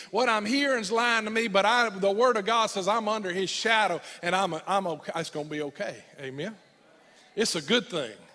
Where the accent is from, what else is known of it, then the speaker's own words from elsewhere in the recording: United States; as an American young boy in the middle of the war